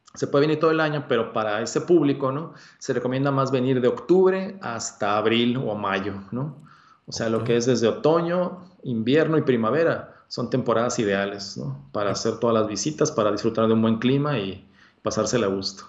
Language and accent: Spanish; Mexico; also born or lived in Hermosillo